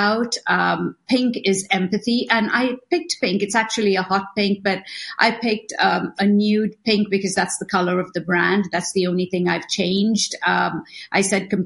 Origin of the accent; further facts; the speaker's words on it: Mumbai, Maharashtra, India; moved away; also born or lived in Italy / Los Angeles, United States; I was born in India